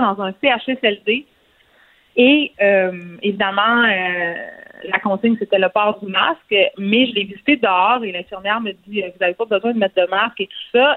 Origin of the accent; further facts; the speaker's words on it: Montreal, Quebec, Canada; on vient de Montréal